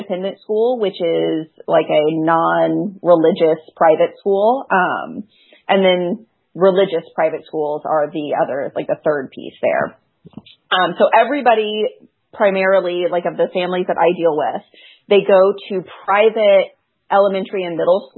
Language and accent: English; Knoxville, Tennessee, United States; now in Chicago, United States; I grew up in Knoxville, Tennessee